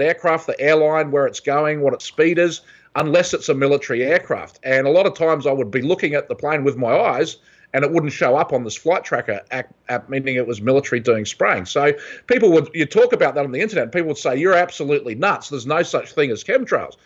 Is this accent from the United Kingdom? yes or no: no; New Zealand; moved away as an adult; also born or lived in Australia / San Francisco, California; now in California, United States; I grew up in New Zealand